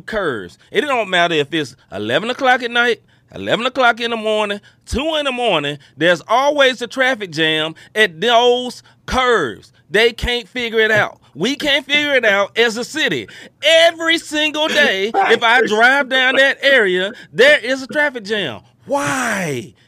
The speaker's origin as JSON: {"language": "English", "town": "Memphis", "region": "Tennessee", "country": "United States", "moved": "yes", "lives_now": "St. Louis, United States", "said": "I am from originally from Memphis, Tennessee"}